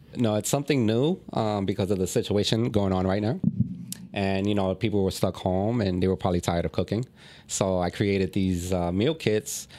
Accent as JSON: {"language": "English", "region": "New York", "country": "United States", "tie": "born or raised there", "moved": "as an adult", "lives_now": "Philadelphia, United States", "said": "I'm originally from New York. You know, I grew up in New York."}